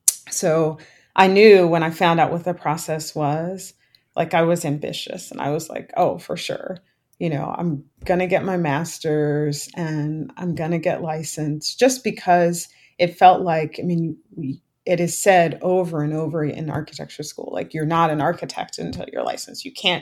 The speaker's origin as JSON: {"language": "English", "town": "Philadelphia", "region": "Pennsylvania", "country": "United States", "said": "I was from Philadelphia"}